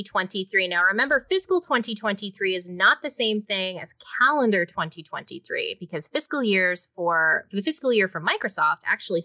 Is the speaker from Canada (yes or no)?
yes; Canada; I'm Canadian